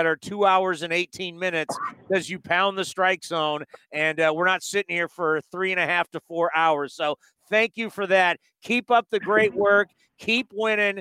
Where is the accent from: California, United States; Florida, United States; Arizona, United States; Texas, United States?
California, United States; San Diego; moved away; I'm originally from San Diego